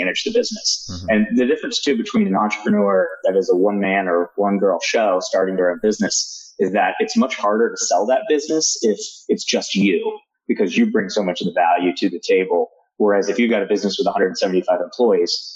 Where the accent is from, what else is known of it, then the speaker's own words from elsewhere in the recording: Roanoke, Virginia, United States; the state of Virginia, where I grew up in Roanoke